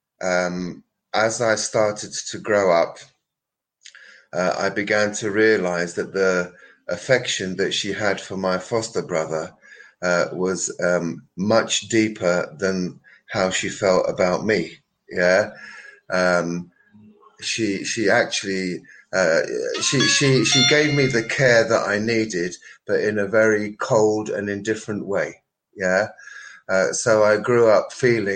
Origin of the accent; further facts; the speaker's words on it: London, United Kingdom; I was born in London in 1954